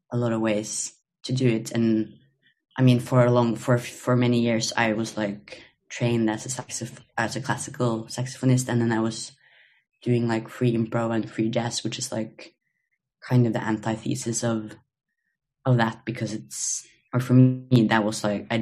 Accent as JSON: {"language": "English", "country": "Norway", "also_born_or_lived": "Copenhagen, Denmark", "moved": "as an adult", "lives_now": "Los Angeles, United States", "said": "I'm from Norway, but currently in LA."}